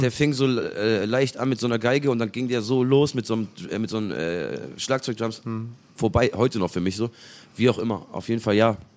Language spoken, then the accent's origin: German; Hamburg, Germany; bei uns aus St. Pauli